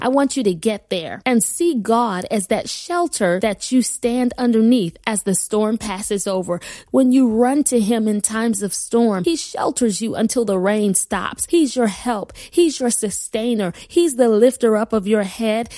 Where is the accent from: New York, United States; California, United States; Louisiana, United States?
New York, United States; Buffalo; moved away as an adult; also born or lived in Wilmington, Delaware; my husband Kenya and I relocated from Buffalo, New York, my lifelong home, to Wilmington, Delaware